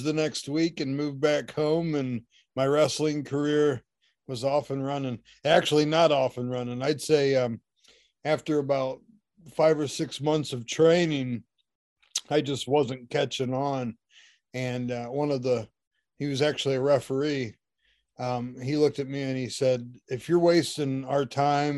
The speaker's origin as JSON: {"language": "English", "town": "Shelby", "region": "Ohio", "country": "United States", "tie": "born or raised there", "said": "Shelby, Ohio, a gym, and that was my hometown"}